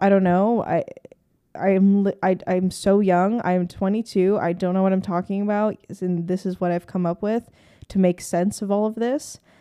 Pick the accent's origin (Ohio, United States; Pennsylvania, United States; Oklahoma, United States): Pennsylvania, United States; Hershey; I grew up in Hershey, Pennsylvania, like, a very rural slash suburban neighborhood.